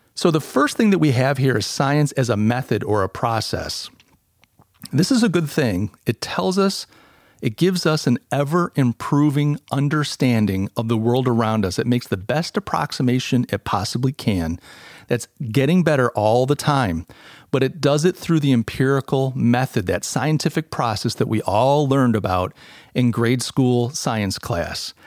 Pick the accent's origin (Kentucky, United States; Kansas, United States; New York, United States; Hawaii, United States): New York, United States; Rochester; now in Charleston, United States; I come from Rochester, New York. Uh, I'm a refugee out in, uh, uh, to, out of Rochester to Charleston